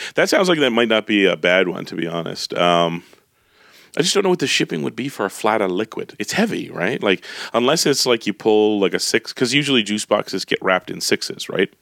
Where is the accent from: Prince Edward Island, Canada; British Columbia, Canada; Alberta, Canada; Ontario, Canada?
Alberta, Canada; Calgary; moved away; I grew up in Calgary, so the family's here